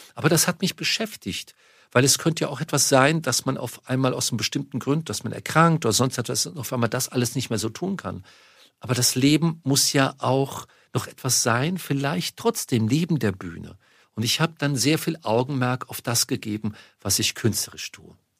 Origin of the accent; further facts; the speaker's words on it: Munich, Bavaria, Germany; moved away; in München, meine Heimatstadt